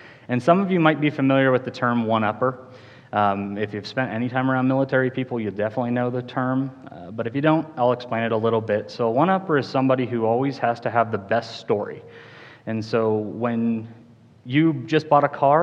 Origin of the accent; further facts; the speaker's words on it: Cheyenne, Wyoming, United States; I grew up in Cheyenne, Wyoming, graduated from Central High School in 2005